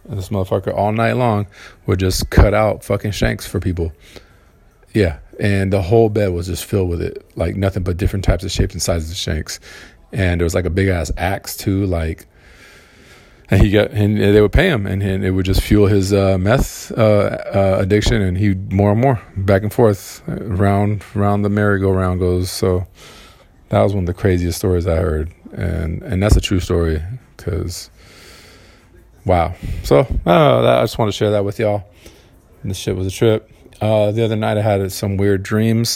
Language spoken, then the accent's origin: English; Southern California, United States; I'm from Cali, Cal- California, um, Southern California, in uh, United States of America